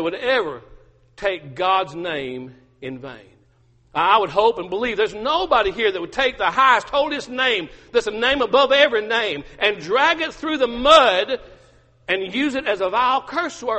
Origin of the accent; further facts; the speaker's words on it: Georgia, United States; I'm from Georgia